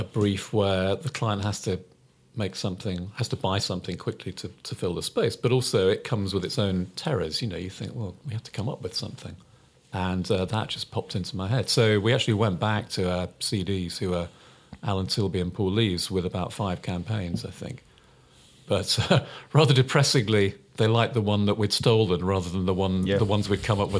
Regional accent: Uxbridge, London, United Kingdom; I grew up in Uxbridge

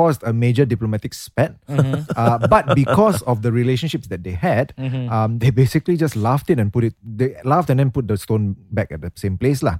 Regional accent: Singapore; as a Singaporean

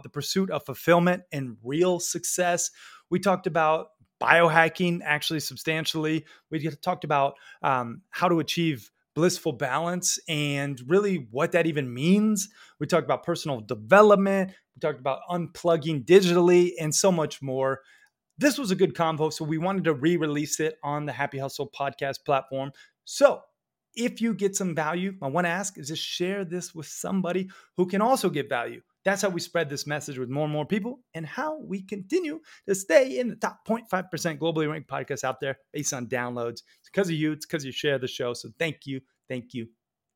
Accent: Sarasota, Florida, United States; also born or lived in Red Lodge, Montana; Chris and I, we grew up together in Sarasota

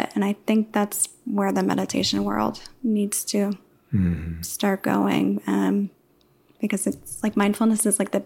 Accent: New York, United States; moved away; I was born and raised in New York

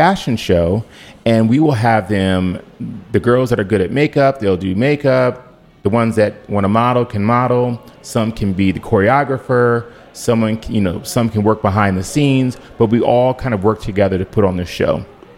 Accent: Cleveland, Ohio, United States; now in Washington, D.C., United States; I'm from Cleveland, and that's where the majority of my extended family is.

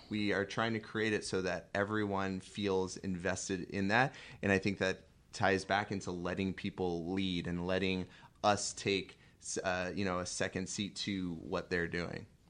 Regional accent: California, United States; moved away; also born or lived in San Diego / Chicago; growing up in California and living in San Diego and living in Chicago

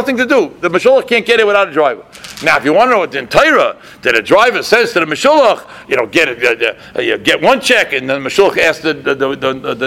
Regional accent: Boston, Massachusetts, United States; moved away as an adult; also born or lived in Lakewood, New Jersey; I came from Boston. I'm learning in Lakewood

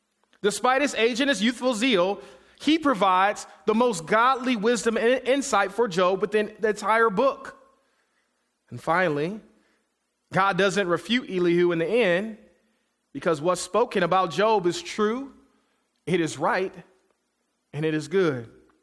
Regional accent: Detroit, Michigan, United States; I'm kid from Detroit, Michigan, so I know how to squeeze toothpaste out of a little tube.

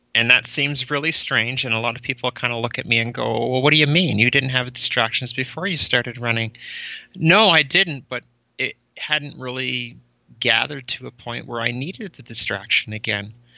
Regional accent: Cold Lake, Alberta, Canada; moved away as an adult; also born or lived in Calgary; now in Winnipeg, Canada; I grew up in Cold Lake, basically from the time I started grade one through till I graduated in grade twelve.

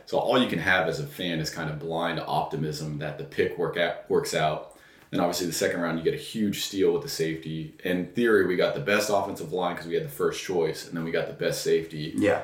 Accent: Texas, United States; born or raised there; also born or lived in New York

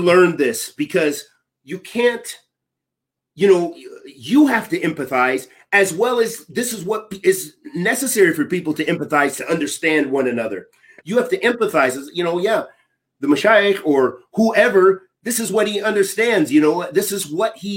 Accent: United States; I'm from America

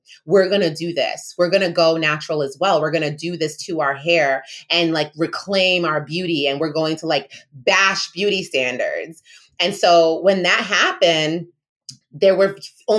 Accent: Rhode Island, United States; also born or lived in New York; I was born in New York and I was raised in Rhode Island

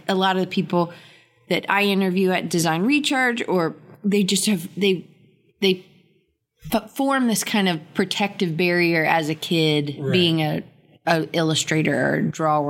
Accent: Atlanta, Georgia, United States; moved away as an adult; also born or lived in Auburn, Alabama; I grew up in Atlanta, northeast suburb called Dunwoody.

